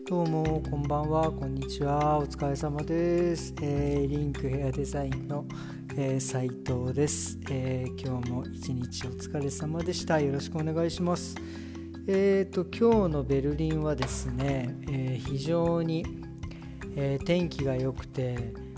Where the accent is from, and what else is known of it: Japan; moved away as an adult; also born or lived in Frankfurt, Germany; now in Germany